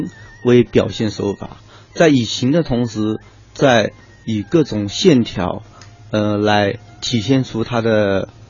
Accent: Yixing, Jiangsu, China; 所以说到说到陶瓷呢，我们首先我就会为我们的故乡陶都宜兴感到一种自豪感吧，因为我们宜兴就是称为陶都嘛。

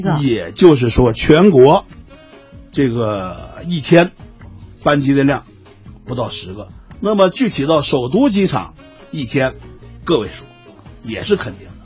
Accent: China; 作为我们中国人来讲啊

